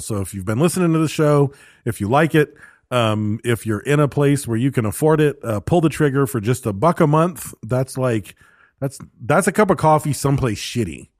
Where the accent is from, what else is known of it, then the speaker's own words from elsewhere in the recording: United States; I'm an American